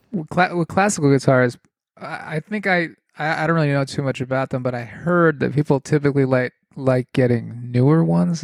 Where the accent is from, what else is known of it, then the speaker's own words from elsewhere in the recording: New England, United States; I'm from New England.